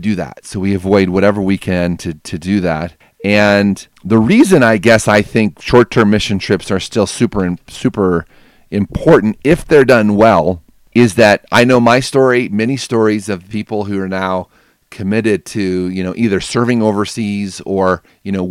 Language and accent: English; United States; us Americans